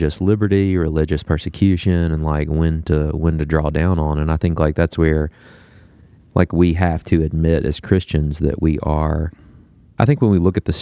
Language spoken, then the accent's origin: English; United States; we think through our alienable rights as American citizens